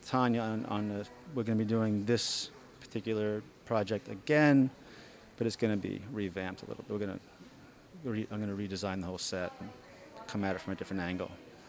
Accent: Massachusetts, United States; moved away as an adult; now in Brooklyn, United States; Originally, I'm from Massachusetts. Yeah, and I've been in New York about 12, 13 years now.

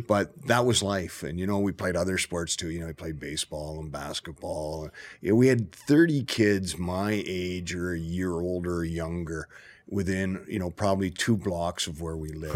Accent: Toronto, Ontario, Canada; I grew up in Rexdale, Ontario

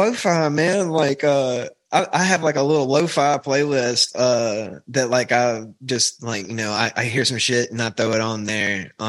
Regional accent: Pearl, Mississippi, United States; moved away as an adult; now in Hattiesburg, United States; Dude, I'm from Pearl.

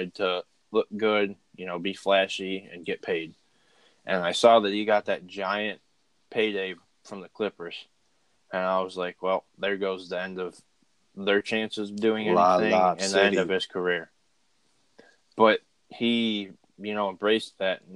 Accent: Michigan, United States; I am from Michigan

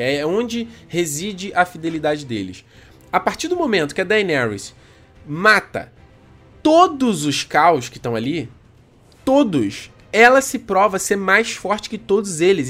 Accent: Rio de Janeiro, Brazil; accent: chiado (carioca); Eu sou carioca, cara, eu falo chiado.

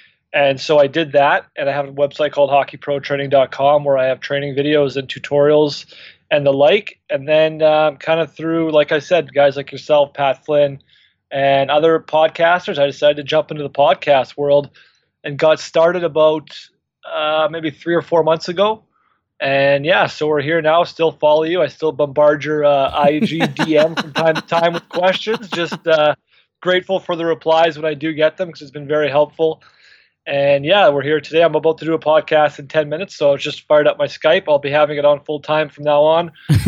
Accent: Saskatoon, Saskatchewan, Canada; I'm from Saskatoon, Saskatchewan, up here in Canada.

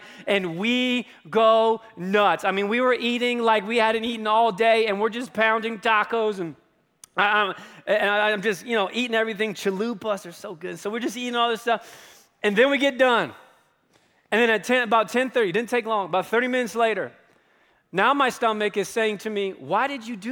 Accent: near Hershey, Pennsylvania, United States; now in Colorado, United States; in my middle school, high school years, I grew up in Pennsylvania, very close to a town called Hershey, Pennsylvania

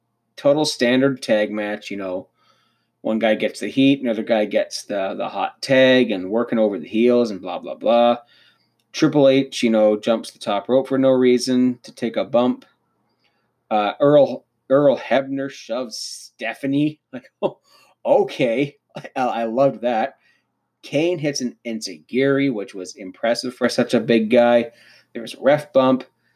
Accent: Canada

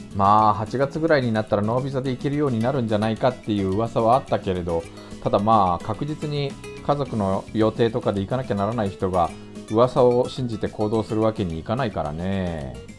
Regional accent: Japan; moved away as an adult; now in South Korea; 日本生まれ今は2回目の韓国在住日本人

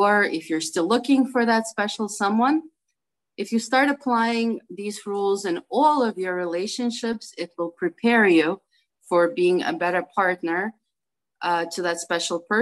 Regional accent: New York City, New York, United States; I'm from Brooklyn, New York

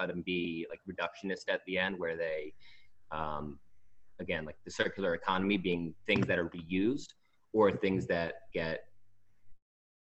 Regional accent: Long Island, New York, United States; right now I'm in Long Island, which is where I'm originally from

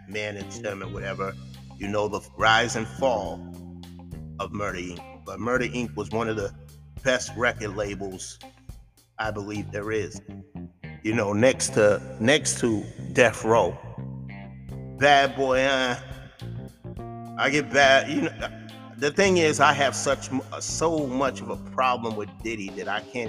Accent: Boston, Massachusetts, United States; I was born and raised in Boston. Raised in Mattapan half my life

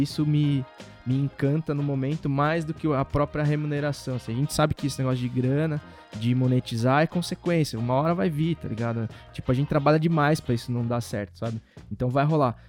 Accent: interior of São Paulo, Brazil; moved away; also born or lived in Santa Bárbara d'Oeste / Americana; eu sou do interior de São Paulo, então lá sempre se bebeu muito

